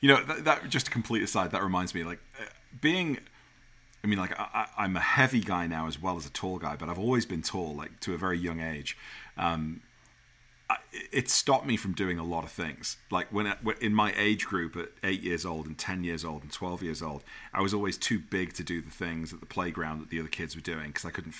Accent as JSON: {"language": "English", "country": "United Kingdom", "accent": "British", "moved": "yes", "lives_now": "United States"}